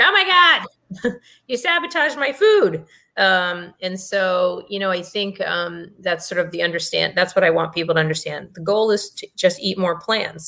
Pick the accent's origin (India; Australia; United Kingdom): India; I'm Indian